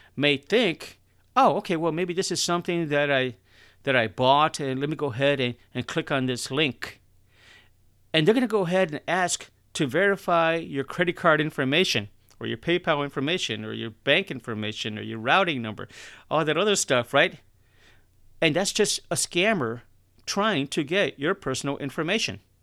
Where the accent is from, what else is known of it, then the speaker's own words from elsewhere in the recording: Chicago, Illinois, United States; I'm from Chicago